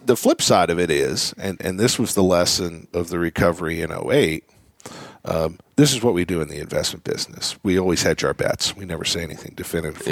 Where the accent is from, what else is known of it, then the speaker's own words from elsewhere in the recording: Philadelphia, Pennsylvania, United States; growing up in Philadelphia